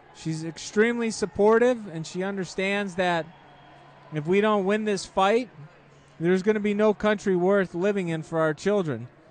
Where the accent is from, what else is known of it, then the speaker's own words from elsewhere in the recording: Chicago, Illinois, United States; in Chicago, and then the Chicagoland area